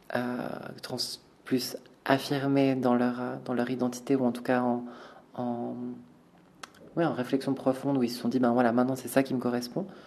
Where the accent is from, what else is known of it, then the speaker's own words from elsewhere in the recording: Valais, Switzerland; on a grandi en Valais, euh, on a grandi dans un endroit où les cases c'est hyper important